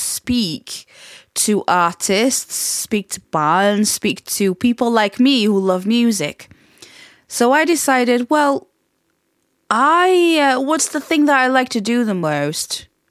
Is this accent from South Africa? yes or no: no; Portugal; accent: Portuguese; English is a second language; come back with still move my Portuguese accent with a twang of, you know, I'd go to Scotland and then I'd come back with sort of like a Yorkshire and Scottish and Portuguese like accent mixed in together.